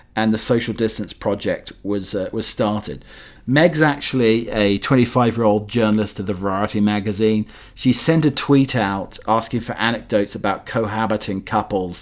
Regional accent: North Norfolk coast, East of England, United Kingdom; moved away; where I grew up on the North Norfolk coast in the UK

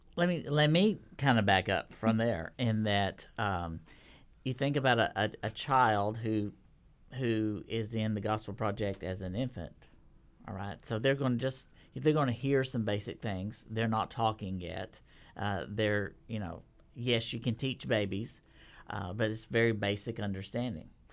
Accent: Texas, United States; now in Nashville, United States; I'm a Texan

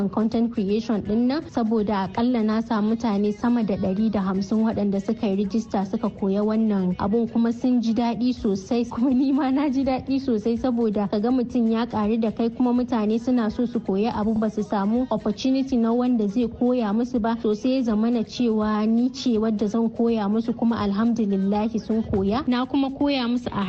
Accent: Katsina, Nigeria; also born or lived in Kontagora, Niger State (ancestral); ni yar asalin kwantagora ce a jihar niger amma an haife ni a katsina kuma a katsina na girma na yi karatu karatu a jami'ar Umar Musa Aduwa da ke a cikin jihar Katsina.

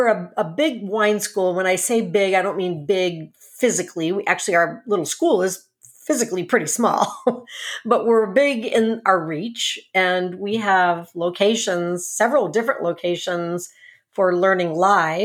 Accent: Cleveland, Ohio, United States; I'm from Cleveland

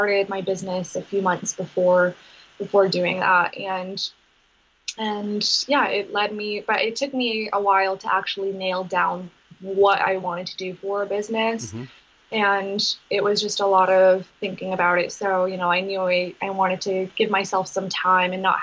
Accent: Maine, United States; also born or lived in Massachusetts; growing up in Maine

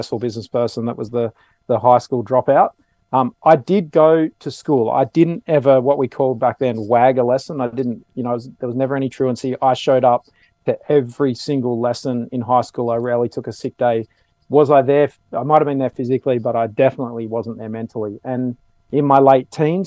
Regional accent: Sydney, New South Wales, Australia; I grew up in the outskirts of Sydney, the southern outskirts, and then the northern outskirts of Sydney

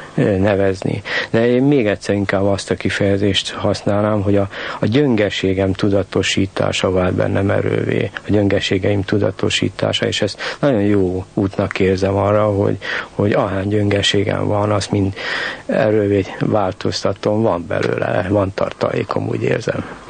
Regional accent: Bratislava, Bratislava Region, Slovakia; moved away as an adult; also born or lived in Czechoslovakia / Novi Sad; now in Budapest, Hungary; élek én pozsonyiként Budapesten

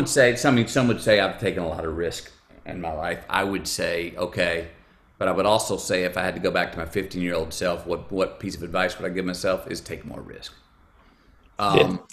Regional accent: United States; I am an American.

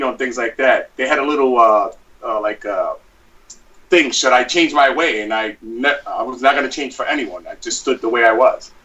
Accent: New York City, New York, United States; I was born and raised in Brooklyn

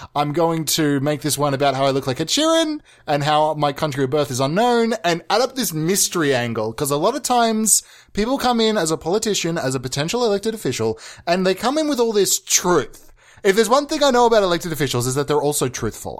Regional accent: Australia; accent: Australian; I was birthed in Australia. I'm Australian

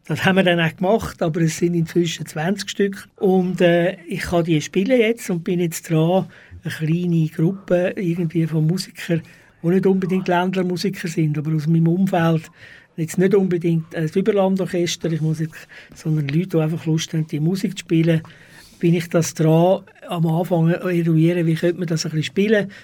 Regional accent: Zurich, Switzerland; moved away as an adult; also born or lived in Stäfa / Wettingen; now in Baden, Switzerland; Ich komme aus Zürich ursprünglich. Ich bin erst in Zürich aufgewachsen, und zwar am Kreuzplatz

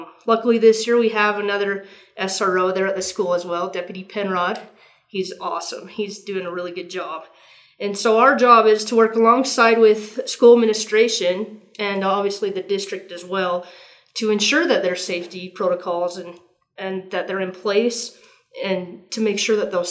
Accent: Tooele, Utah, United States; I grew up here in Tooele. Graduated from Tooele High in 1997

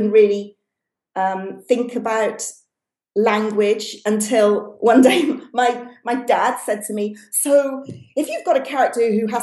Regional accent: United Kingdom; accent: British; I'm British, just in case you can't tell from the accent

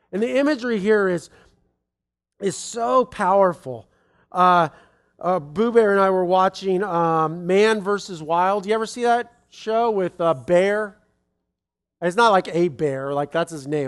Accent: United States

